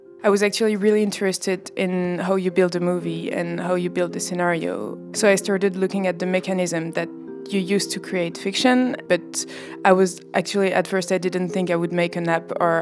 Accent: France; I come from France

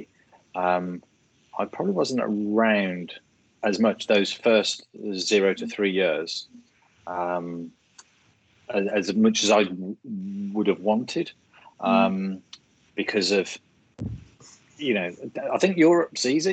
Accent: Birmingham, West Midlands, United Kingdom; accent: Birmingham; my Birmingham accent

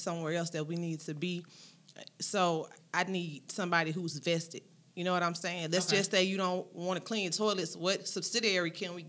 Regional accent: St. Louis, Missouri, United States; now in Georgia, United States; I grew up in St. Louis, in the city.

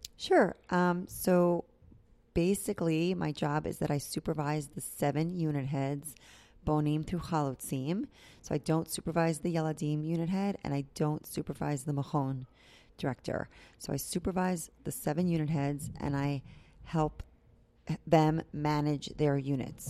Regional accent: New York, United States; moved away as an adult; now in Tampa, United States; I'm from New York. I grew up in New York

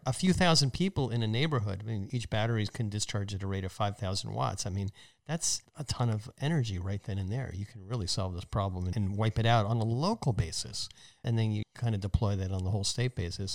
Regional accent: New Jersey, United States; my home state's university

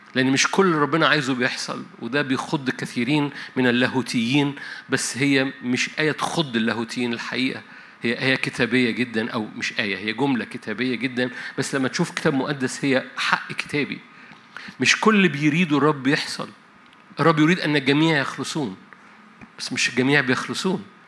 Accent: Egypt

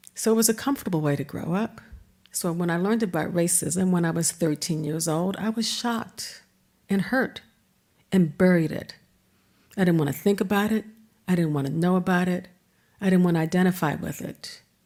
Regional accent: Washington, District of Columbia, United States; moved away as an adult; also born or lived in Evanston, Illinois; now in Richmond, Virginia, United States; this black kid growing up in Washington, D C

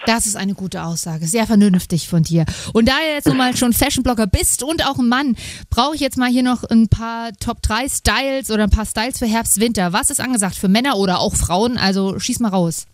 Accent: Saxony, Germany; Kommt ursprünglich aus Sachsen, ähm, wo auch ich herkomme

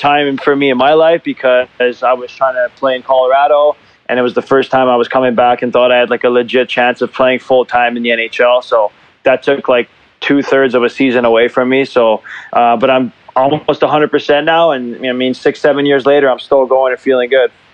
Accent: Montreal, Quebec, Canada; moved away as an adult; now in Zurich, Switzerland; growing up in Montreal

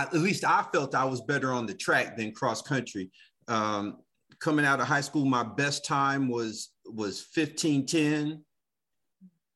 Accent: Dayton, Ohio, United States; also born or lived in Detroit, Michigan; now in Atlanta, United States; Grew up in Ohio, in Dayton, Ohio.

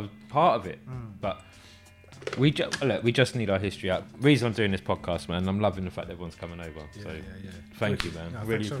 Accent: England, United Kingdom; I think there's something in us as English people and the way that we're not American

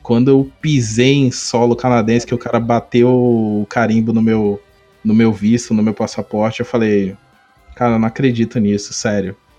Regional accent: Brazil; Aí ele já perguntou da onde você é. Aí eu falei, Brasil

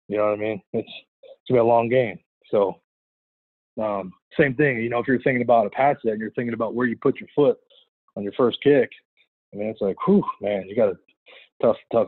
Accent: California, United States; also born or lived in San Francisco / Oregon; driving home from Oregon to California to see my family on breaks

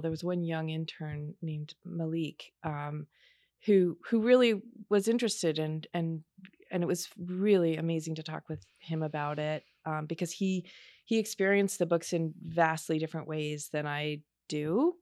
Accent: Baltimore, Maryland, United States; also born or lived in Shreveport, Louisiana; I was born in Shreveport, Louisiana, but I grew up in Baltimore.

